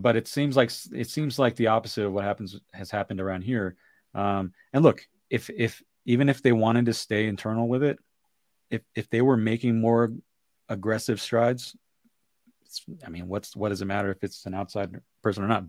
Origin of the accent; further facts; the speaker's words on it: Bay Area, California, United States; growing up in the Bay Area